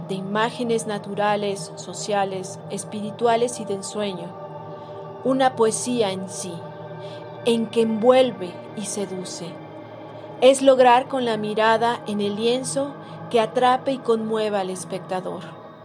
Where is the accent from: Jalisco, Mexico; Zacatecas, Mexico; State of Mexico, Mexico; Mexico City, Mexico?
Mexico City, Mexico; Nací en la Ciudad de México y mi oficio es pintar